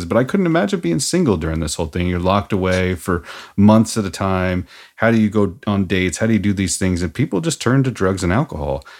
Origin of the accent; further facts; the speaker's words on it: Seattle, Washington, United States; also born or lived in Norman, Oklahoma; I'm from Seattle